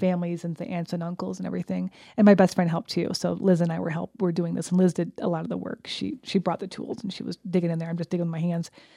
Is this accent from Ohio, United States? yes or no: no; New York, United States; moved away as an adult; now in Fort Collins, United States; the house I grew up in back in New York